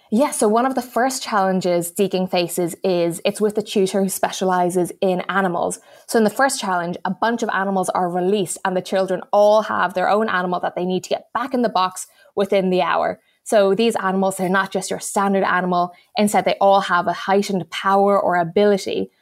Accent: Hong Kong; moved away; I grew up in Hong Kong

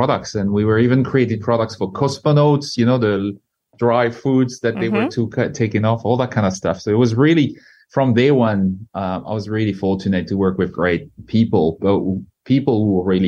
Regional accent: northern France, France; moved away as an adult; now in Australia; born in the north of France

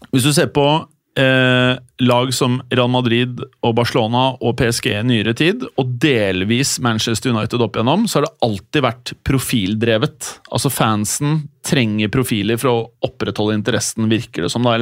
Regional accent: Norway; Kanskje en eller annen idiot sier Ødegaard, men liksom, fordi jeg er fra Norge.

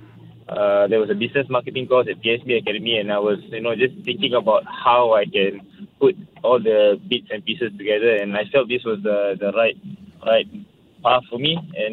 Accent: Singapore; as a Singaporean

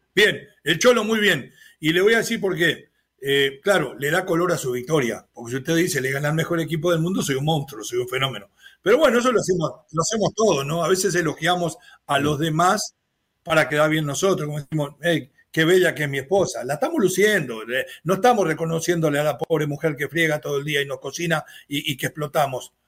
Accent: Mexico; yo soy más mexicano que nadie

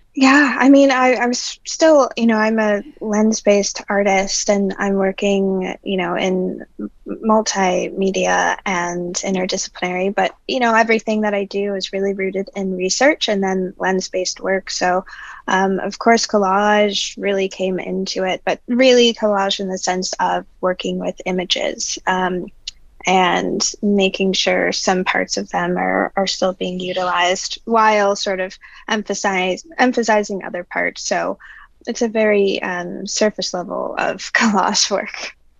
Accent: New Orleans, Louisiana, United States; I'm originally from New Orleans

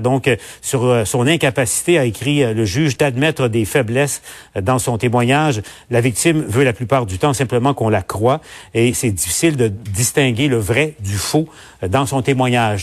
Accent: Quebec, Canada; chez nous, au Québec

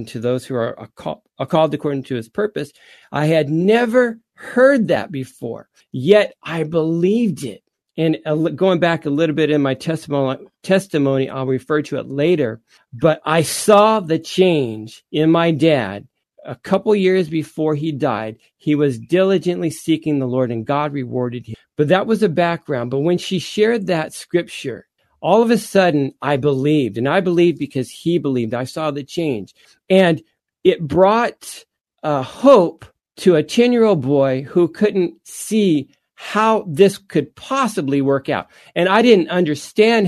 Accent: Anaheim, California, United States; also born or lived in Stanton, California; we moved from Stanton to Anaheim

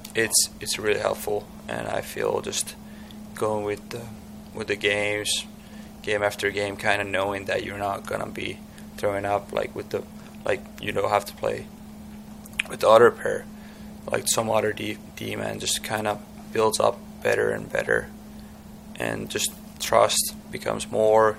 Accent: Tampere, Pirkanmaa, Finland; English is a second language; moved away as an adult; my hometown Tampere

